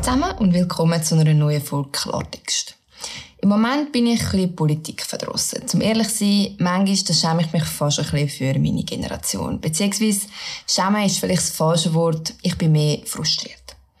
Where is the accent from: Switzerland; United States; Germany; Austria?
Switzerland